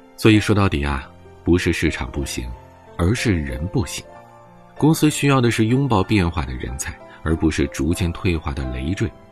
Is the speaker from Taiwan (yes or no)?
no; China; 毕竟咱们是中国人，毕竟我们生活在一个伟大的祖国里